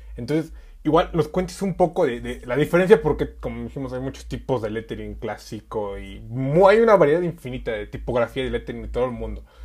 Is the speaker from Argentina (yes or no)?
no; Mexico; los mexicanos siempre hemos tenido esa esencia